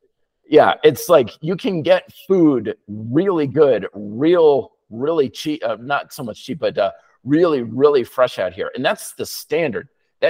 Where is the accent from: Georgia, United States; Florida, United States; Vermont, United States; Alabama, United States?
Vermont, United States; now in Denver, United States; when I was growing up in Vermont, you know, we don't have much of a growing season there.